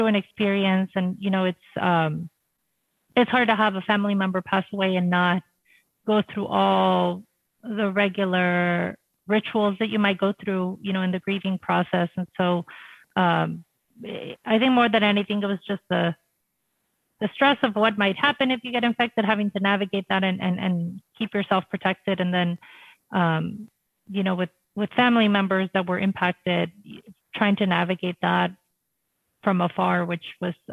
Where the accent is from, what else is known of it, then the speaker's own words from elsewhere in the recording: Rio Grande Valley, South Texas, United States; I grew up in South Texas in the Rio Grande Valley